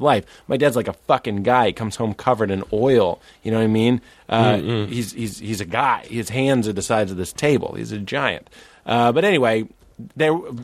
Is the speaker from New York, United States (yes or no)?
no; Massachusetts, United States; I'm from Massachusetts